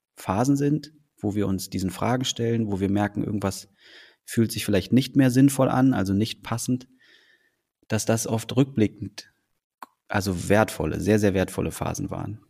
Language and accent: German; Berlin, Germany; also born or lived in Copenhagen, Denmark; in Deutschland, in Berlin groß geworden zu sein